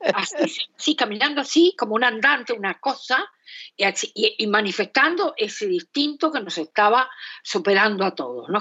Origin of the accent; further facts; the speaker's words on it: Esteros del Iberá, Corrientes, Argentina; now in Buenos Aires, Argentina; a los esteros de Liberá, eh, en donde yo pasé muchos años de mi infancia y mi adolescencia